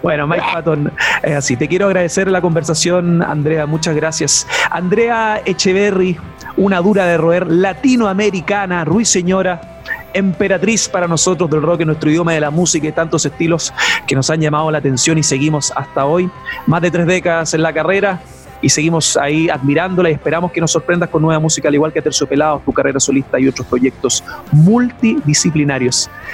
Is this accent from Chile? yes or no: yes; Chile